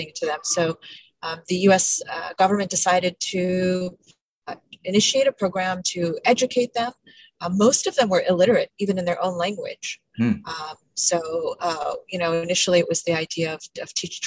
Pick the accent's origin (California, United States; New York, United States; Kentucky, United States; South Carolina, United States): New York, United States; New York City; also born or lived in Afghanistan; I was born in Afghanistan, left as a child during the Soviet war, grew up in New York City